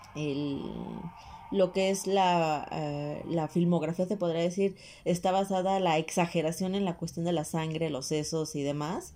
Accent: Mexico; soy mexicano

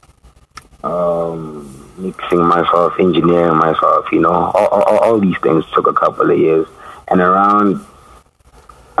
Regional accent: Mahikeng, North West, South Africa; also born or lived in Pretoria, South Africa; I was raised in Maftown

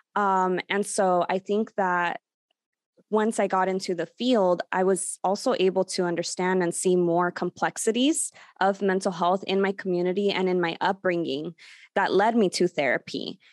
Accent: Los Angeles, California, United States; also born or lived in Burbank, California; I've been born and raised in, in Burbank, California, the San Fernando Valley, though I did grow up in Sun Valley, California, which is just five minutes away.

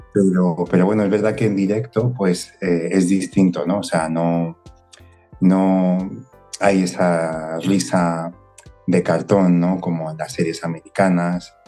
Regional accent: Spain; yo soy español

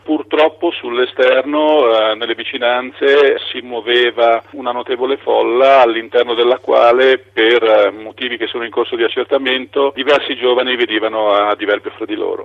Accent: Pesaro, Marche, Italy; now in Rome, Italy; lavoro a Roma ma sono di Pesaro

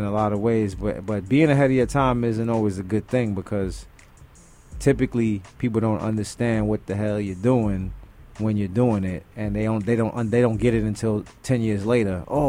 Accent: New York City, New York, United States; being from Brooklyn

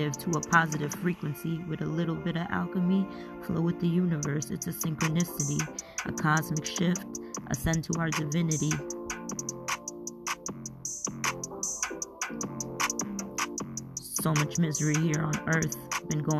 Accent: Bengal, India; So I'm from India, obviously. I'm Bengali.

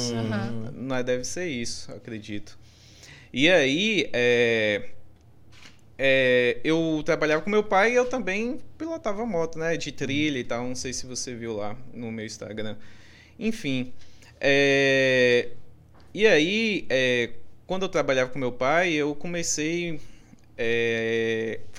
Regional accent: Brumado, Bahia, Brazil; moved away; also born or lived in Porto Seguro; eu, eu sou de Brumado, do De interior.

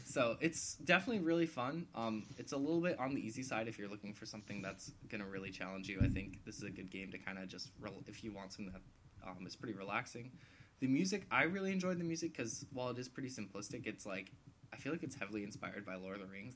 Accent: United States; I'm American

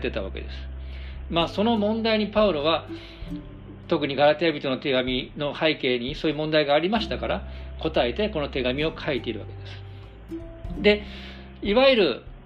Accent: Japan; 私たち日本人

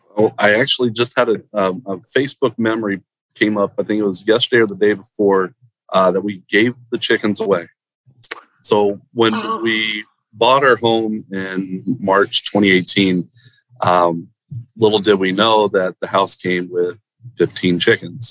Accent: Central Florida, United States; moved away as an adult; now in South Florida, United States; I grew up in Central Florida, and that was always home for me.

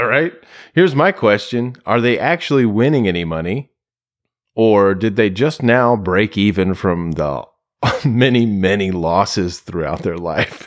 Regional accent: United States

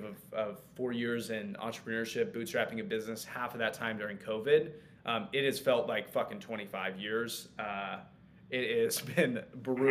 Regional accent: Kansas City, United States; also born or lived in Lawrence, Kansas; my hometown in Kansas City

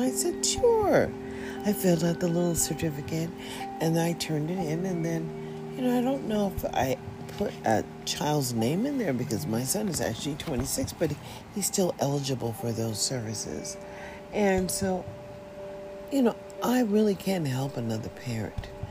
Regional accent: United States; as a citizen in America, and as an American citizen at the age of 65

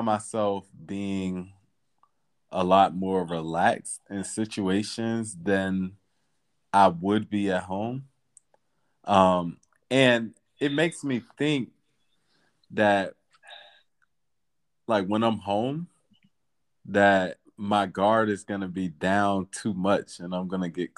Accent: North Carolina, United States; moved away as an adult; also born or lived in Washington, D.C. / Lima, Peru; now in Copenhagen, Denmark; growing up in North Carolina

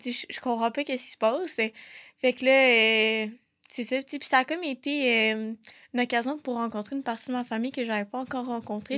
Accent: Laval, Quebec, Canada; moved away as an adult; also born or lived in South Shore of Montreal; now in Quebec City, Canada; j'ai grandi à Laval et sur la rive sud de Montréal.

